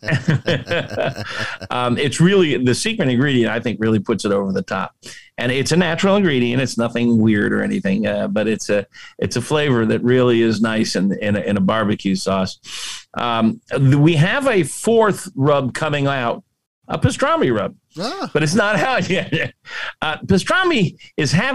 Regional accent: Central Florida, United States; moved away; I was raised in Central Florida

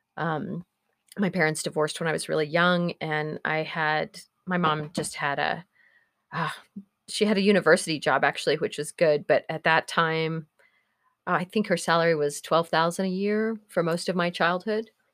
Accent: Norman, Oklahoma, United States; moved away as an adult; also born or lived in Eugene, Oregon; my hometown of Norman was relatively conservative.

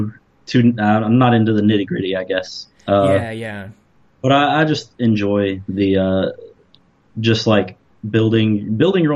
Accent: the southern United States, United States; Being from the southern half of the United States

